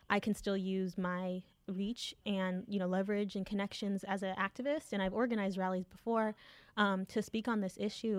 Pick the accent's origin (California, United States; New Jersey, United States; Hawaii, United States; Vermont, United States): California, United States; Southern; I grew up in Southern California